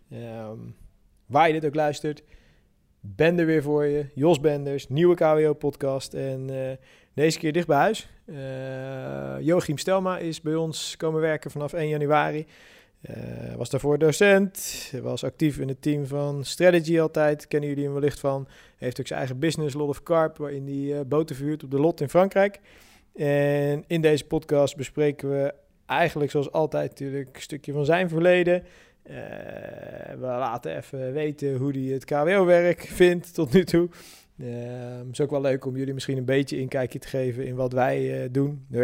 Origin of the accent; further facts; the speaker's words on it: Sassenheim, South Holland, Netherlands; now in Moerkapelle, Netherlands; Ik ben opgegroeid in de Boddenstreek in Sassenheim.